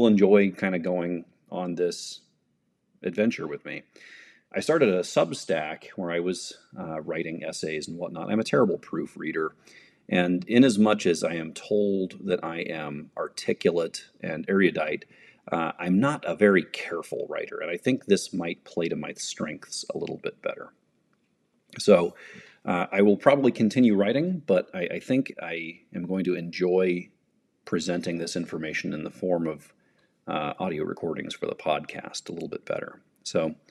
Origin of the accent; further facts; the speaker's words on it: United States; as an American in the 21st century